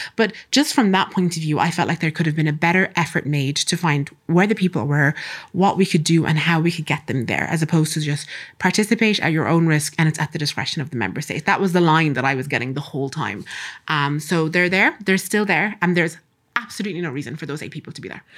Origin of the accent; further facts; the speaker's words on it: Castlebar, Connacht, Ireland; also born or lived in Sudan; I grew up in Ireland. I've lived in Ireland since nineteen ninety, moved around a couple of places, but primarily grew up in Castlebar